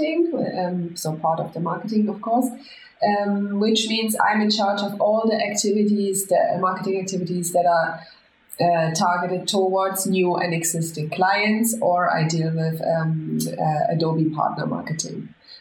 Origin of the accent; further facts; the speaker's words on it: Germany; moved away as an adult; now in Spain; I'm from Germany. I was born and raised in Germany, but as soon as I finished school, I decided to go for places with more sunshine and the beach